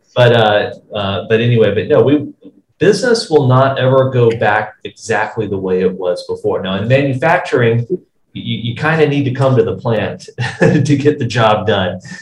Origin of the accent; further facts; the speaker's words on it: United States; as an American